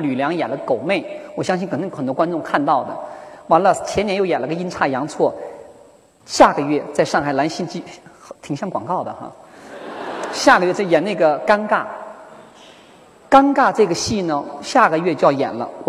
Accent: Northeast China, China; accent: Northeastern (Dongbei dachazi); 我是来自东北的一个女人，满口的东北大碴子味儿啊。

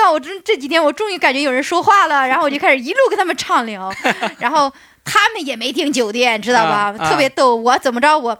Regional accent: China; 但是人家觉得我他们没见过我中国人，他们觉得我跟他们玩不到一起，把我拒绝了，知道吧？

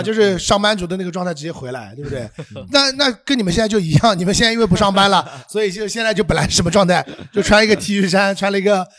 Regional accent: Shanghai, China; 我上海人。

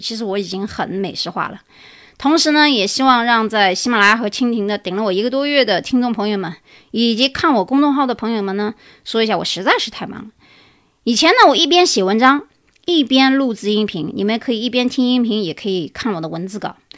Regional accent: China; now in United States; 我们中国人

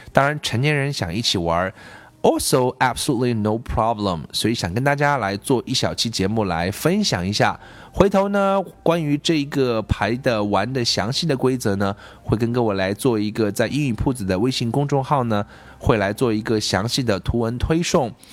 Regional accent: China; 我们中国人学的是另外一套体系，是用音标

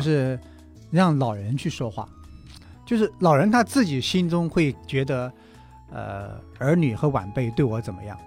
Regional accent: China; 我们中国人对死亡是很避讳的

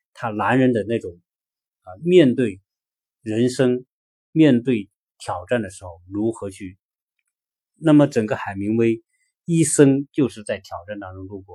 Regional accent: China; also born or lived in Los Angeles; now in Atlanta, United States

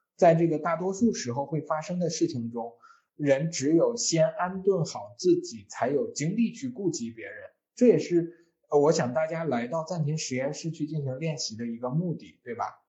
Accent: China; 我们中国人

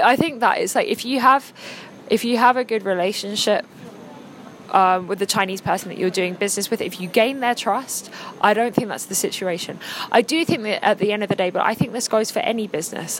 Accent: England, United Kingdom; now in China; I'm English

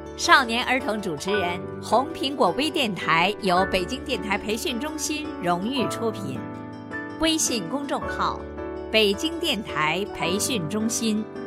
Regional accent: Liuyang, Hunan, China; 我来自湖南省浏阳市长安路小学

